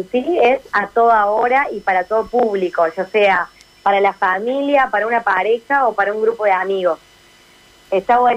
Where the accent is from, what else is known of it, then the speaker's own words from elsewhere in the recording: Córdoba, Argentina; accent: Cordoba; claramente, como me escucharán en la tonada, soy de acá de Córdoba, así que les voy a poder presentar un poquito más de, desde la parte cordobesa